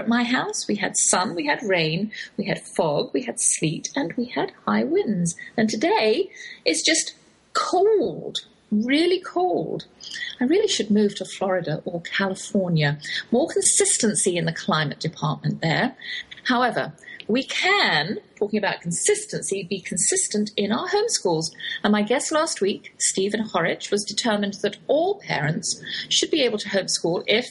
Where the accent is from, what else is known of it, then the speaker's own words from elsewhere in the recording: Oxford, South East England, United Kingdom; accent: English, Oxford drawl; moved away as an adult; now in Texas, United States; that's my English accent you're hearing. Though I have lived in the Lone Star State half my life, I cannot shake the Oxford drawl